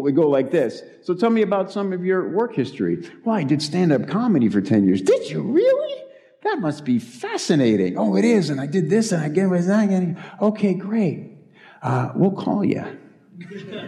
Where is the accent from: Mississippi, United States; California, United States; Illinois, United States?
Illinois, United States; Chicago; moved away as an adult; also born or lived in Los Angeles; I'm from Chicago. I came here from Chicago, too.